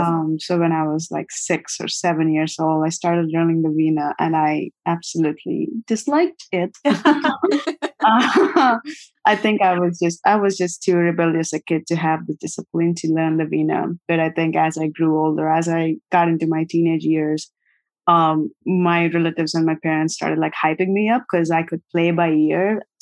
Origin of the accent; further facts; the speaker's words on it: Vijayawada, Andhra Pradesh, India; moved away as an adult; also born or lived in Guntur, India; now in Brooklyn, United States; I was born in Guntur, Andhra Pradesh, India, and my family is from Vijayawada, South India. I grew up in Vijayawada.